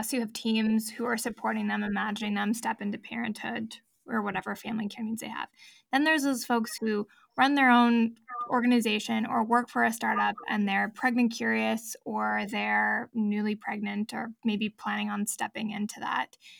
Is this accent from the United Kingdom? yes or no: no; United States; moved away; I was born in the States, I'm a dual citizen